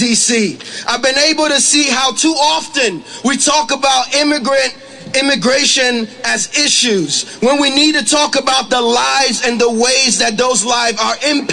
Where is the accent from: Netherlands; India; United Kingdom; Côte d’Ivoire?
Côte d’Ivoire; now in United States; I am from the Ivory Coast in West Africa